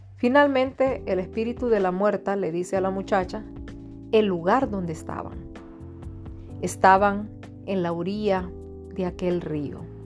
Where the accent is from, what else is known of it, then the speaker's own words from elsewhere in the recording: Tegucigalpa, Francisco Morazán, Honduras; soy de Honduras, Tegucigalpa